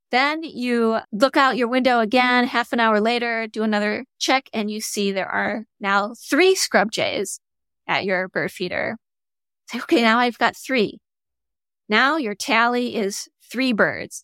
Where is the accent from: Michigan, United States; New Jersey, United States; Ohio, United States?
Michigan, United States; moved away; I grew up in Michigan